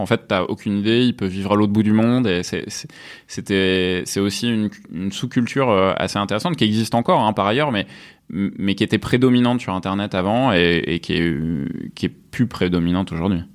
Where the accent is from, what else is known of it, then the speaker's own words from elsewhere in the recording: near Avignon, Provence-Alpes-Côte d'Azur, France; moved away as an adult; also born or lived in Rouen, Normandy / Lyon; now in Paris, France; Je suis né à Rouen, en Normandie, et mhm. puis après j'ai vécu euh, en Provence, en fait, depuis l'âge de 10 ans. Mhm. à côté d'Avignon